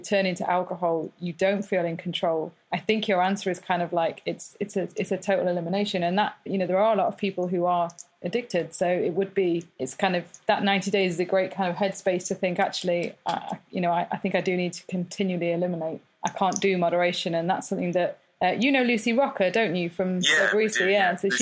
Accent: Peak District, East Midlands, United Kingdom; I grew up in the Peak District in the middle of nowhere

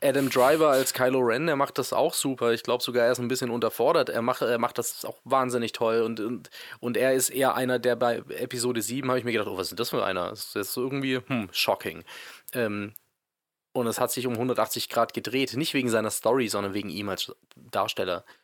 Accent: Swabia, Germany; ich bin ja Schwabe

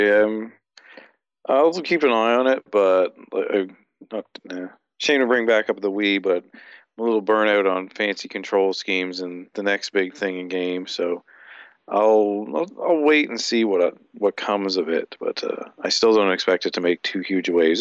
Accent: Canada

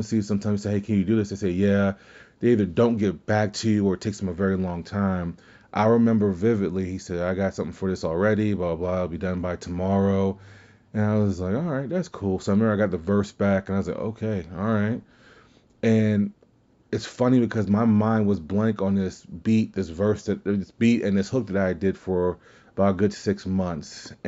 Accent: Kenner, Louisiana, United States; I'm from Kenner, Louisiana, and people just say, "Where is that at?"

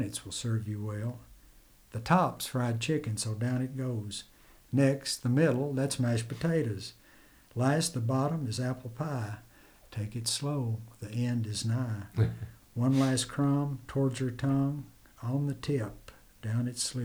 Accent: United States; when I grew up in Jackson County

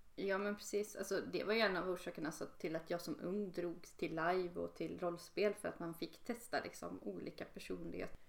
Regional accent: Borås, Västra Götaland, Sweden; now in Linköping, Sweden; i Borås, där jag kommer ifrån

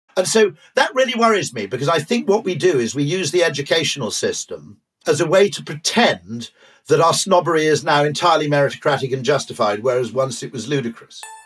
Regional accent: Wales, United Kingdom; I grew up in Wales where rugby is the mass sport

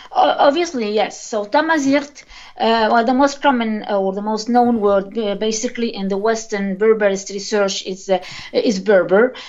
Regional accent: Tunisia; I'm born and raised in Tunisia

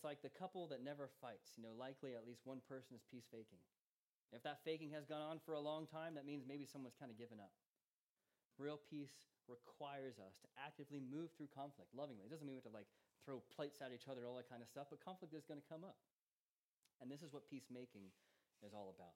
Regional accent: United States; now in Charlton, United Kingdom; I'm American

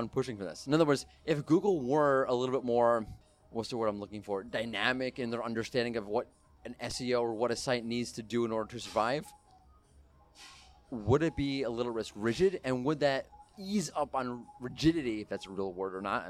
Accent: United States; I'm an American

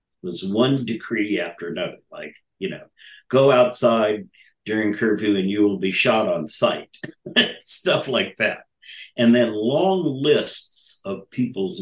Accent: United States; I'm an American student.

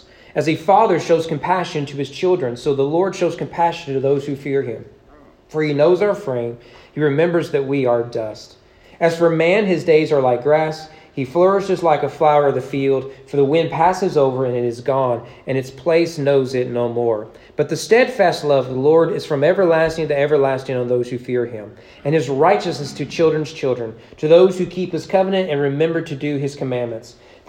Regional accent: Southern United States, United States; there I am being a Southerner again, right?

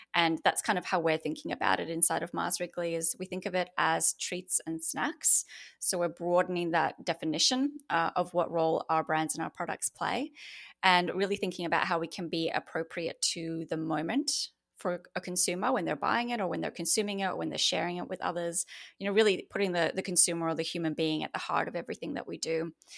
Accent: Australia; accent: Australian; moved away as an adult; now in United States; I've actually moved from Australia, which you can probably hear from my accent, um, to the U S, uh, just two months ago.

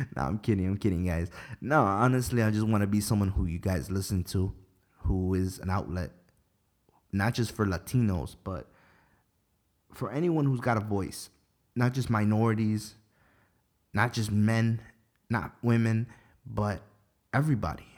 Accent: Ecuador; I'm Ecuadorian.

